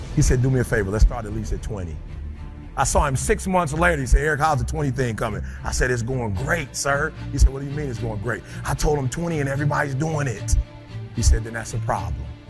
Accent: Detroit, Michigan, United States; I grew up in Motown

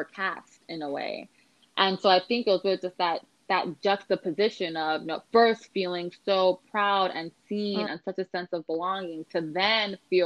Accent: Los Angeles, California, United States; I'm from Los Angeles.

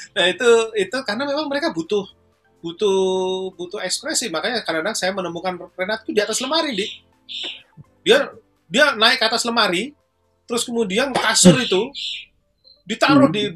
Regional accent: Surakarta, Central Java, Indonesia; Jogja kampung halamannya ibunya Solo kampung halaman saya

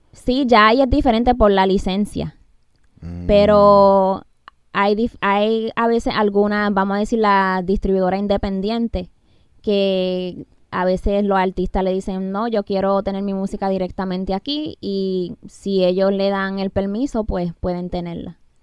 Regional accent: Massachusetts, United States; Yo crecí en Massachusetts

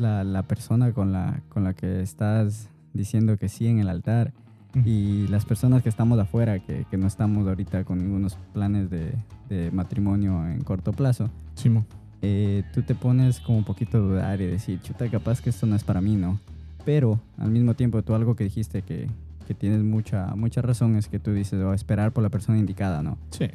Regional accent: Ecuador; yo soy ecuatoriano

